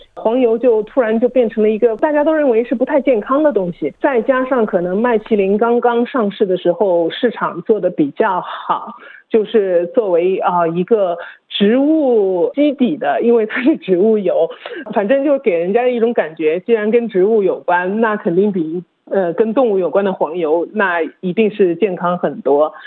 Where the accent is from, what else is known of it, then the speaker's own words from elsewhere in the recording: China; now in Australia; 我们中国人喜欢吃猪油